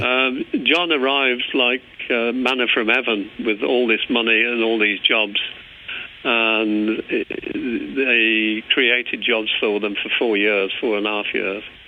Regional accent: England, United Kingdom; moved away as an adult; also born or lived in Northern Ireland; as an Englishman, it's very difficult for me to hide my accent.

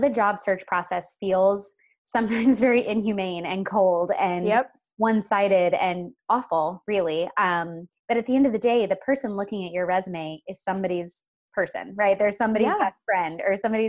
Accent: Florida, United States; I hail from Florida

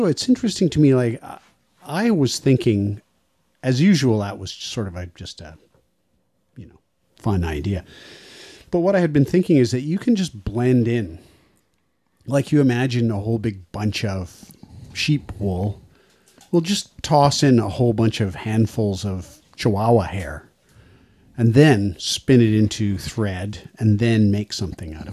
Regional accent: Rossland, British Columbia, Canada; I'm from Rosslyn.

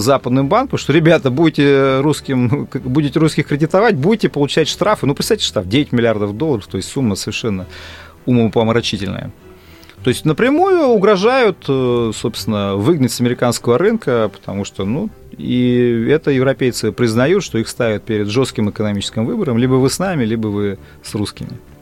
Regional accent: Russia; я россиянин

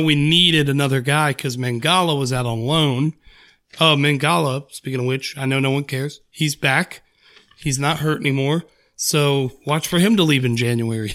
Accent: United States; I'm American

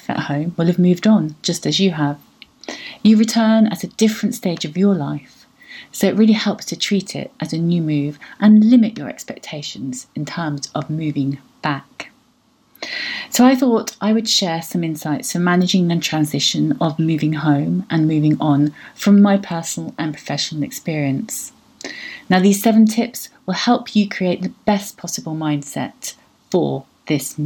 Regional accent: United Kingdom; moved away; also born or lived in Portugal; I see myself as a British European

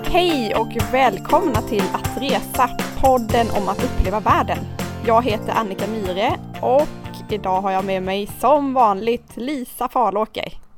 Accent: Karlskrona, Blekinge, Sweden; now in Nynäshamn, Sweden; jag är uppvuxen i Karlskrona

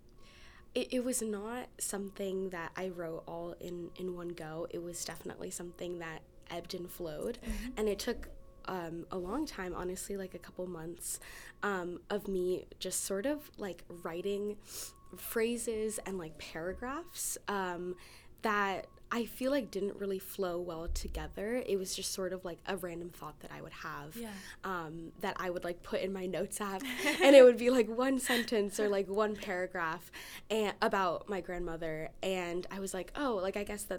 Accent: United States; most of my family is born and raised in Nepal, including my parents, but I was born in the US

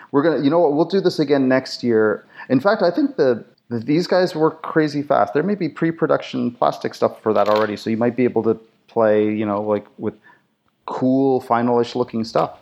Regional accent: Canada; I was raised, uh, German, European, and of course being French, uh, being French, being Canadian, we have a lot of French stuff here.

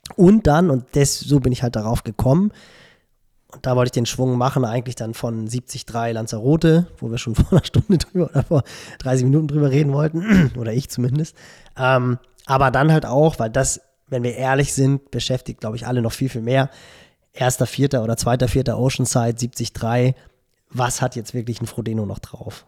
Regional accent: Barmstedt, Schleswig-Holstein, Germany; also born or lived in Hamburg; ich bin ja in Barmstedt groß geworden, so einen kleinen Vorort von Hamburg

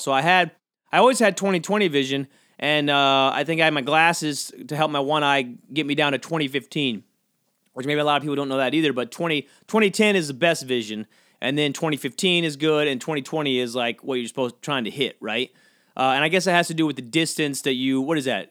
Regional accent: Georgia, United States; I grew up, I grew up, uh, near the beach on Georgia

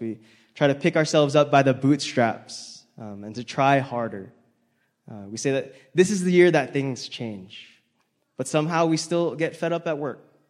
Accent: Hawaii, United States; moved away as an adult; now in Salt Lake City, United States; I grew up in Hawaii where people were good drivers and no one really honked, but now I live in Salt Lake

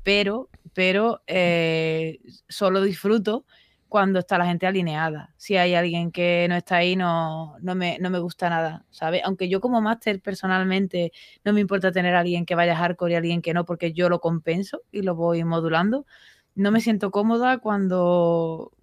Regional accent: Seville, Andalusia, Spain; soy sevillana

